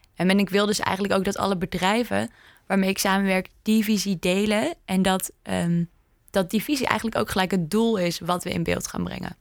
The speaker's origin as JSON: {"language": "Dutch", "country": "Indonesia", "tie": "born or raised there", "moved": "yes", "said": "ik ben opgegroeid in Indonesië"}